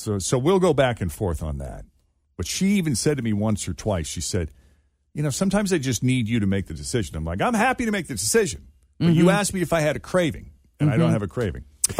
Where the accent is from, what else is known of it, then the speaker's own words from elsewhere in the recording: New England, United States; Growing up in New England, man, you're kind of a maple syrup snob.